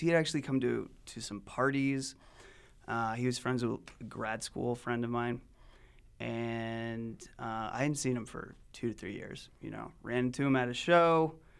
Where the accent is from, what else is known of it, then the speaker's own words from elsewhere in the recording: Salt Lake City, Utah, United States; moved away; I'm from Utah, Salt Lake City originally, and I left for about a decade and came back